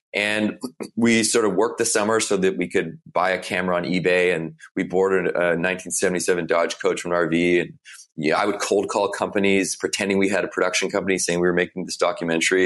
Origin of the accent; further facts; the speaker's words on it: Victoria, British Columbia, Canada; I grew up in Victoria, B C, it's the west coast of Canada.